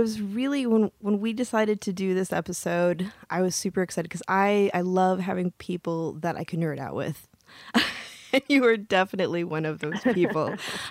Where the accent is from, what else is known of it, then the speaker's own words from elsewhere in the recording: Upper Peninsula, Michigan, United States; I'm a Midwesterner too, but I'm from a little further north, or from the Upper Peninsula, Michigan.